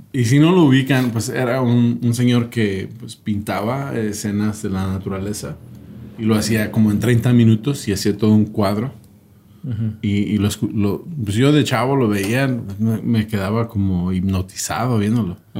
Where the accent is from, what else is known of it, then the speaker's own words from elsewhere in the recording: United States; yo crecí en Estados Unidos